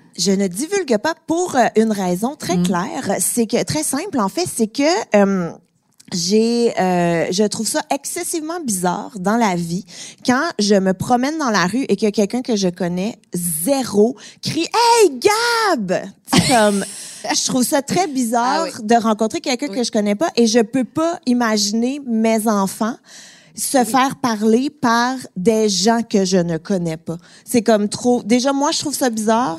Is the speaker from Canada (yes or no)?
yes; Montreal, Quebec, Canada; sans doute mon accent m'a un petit peu trahi, je viens de Montréal.